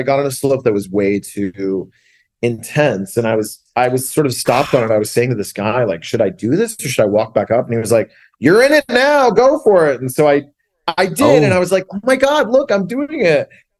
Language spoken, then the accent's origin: English; rural Tennessee, United States; I grew up in super rural Tennessee.